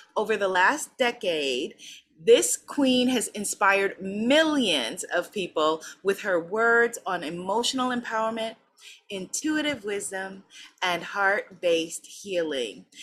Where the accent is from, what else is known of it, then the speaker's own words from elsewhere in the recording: New York, United States; now in Guyana; I'm a New Yorker